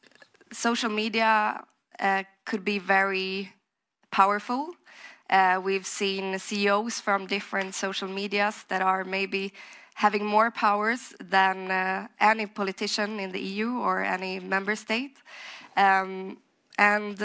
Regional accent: Sweden; I'm from Sweden, and there I also work with fintech

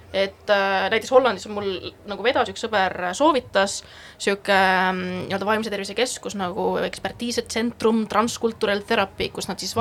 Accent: Estonia; moved away as an adult; also born or lived in Netherlands; ma olen eestlane

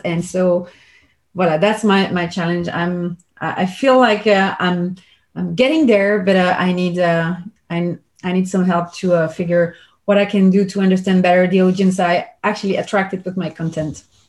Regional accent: Belgium; I'm from Belgium

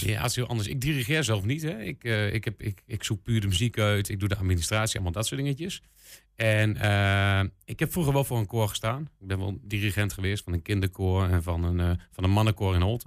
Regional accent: Enschede, Overijssel, Netherlands; Ik kom zo uit Enschede

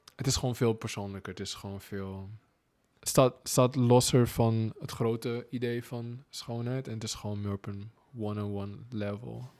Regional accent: Suriname; moved away as an adult; now in Netherlands; Als Surinamer, als zwarte man

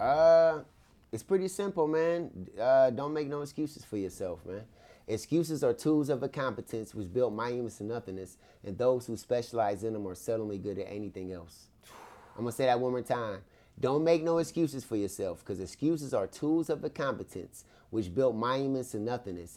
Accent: Akron, Ohio, United States; my hometown, Akron

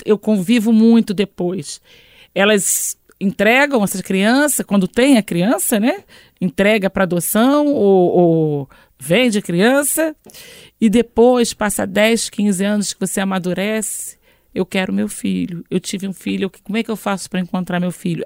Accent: Niterói, Rio de Janeiro, Brazil; Eu sou de Niterói, do Rio

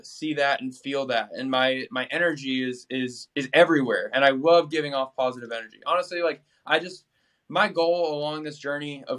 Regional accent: Boston, Massachusetts, United States; moved away; growing up in Boston

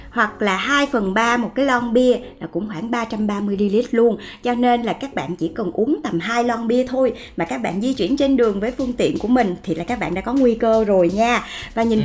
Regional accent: Vietnam

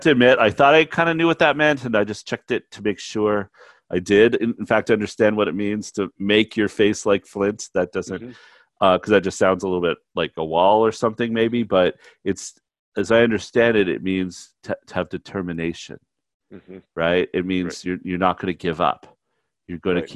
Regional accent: Canada; moved away; as a Canadian

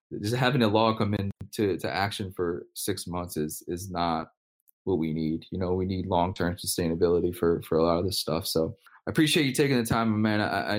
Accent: New Orleans, Louisiana, United States; moved away; I'm from New Orleans

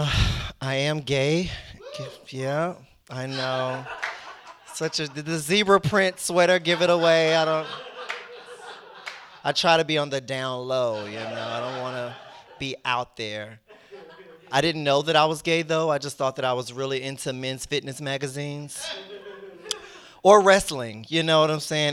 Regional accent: North Carolina, United States; now in Washington, D.C., United States; I'm originally from North Carolina

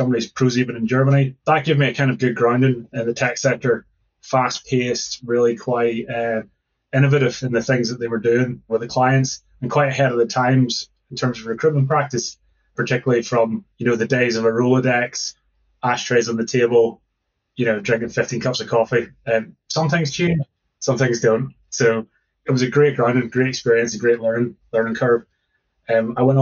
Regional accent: Northern Ireland, United Kingdom; now in Glasgow, United Kingdom; I'm from Northern Ireland originally.

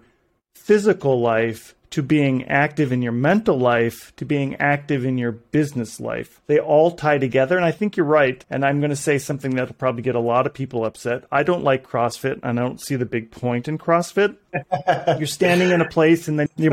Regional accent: northern Minnesota, United States; I'm from Minnesota, so northern Minnesota

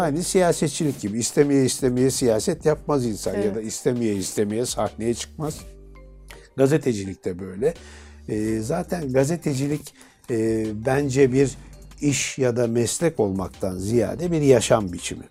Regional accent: Istanbul, Turkey; Beşiktaş'ta doğdum, büyüdüm

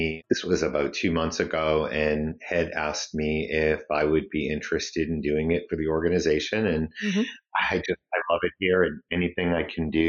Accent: Brockton, Massachusetts, United States; Brockton is a very blue-collar city on the South Shore of Massachusetts. At the time I grew up, it was a very ethnic city.

